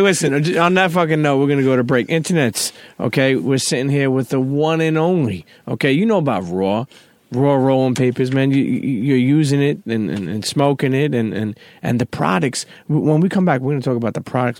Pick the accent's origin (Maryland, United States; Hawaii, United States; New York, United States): New York, United States; growing up in New York